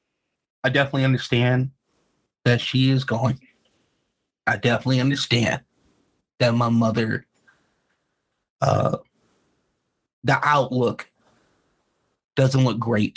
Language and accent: English; Los Angeles, California, United States; I grew up in the inner city. I grew up in South Central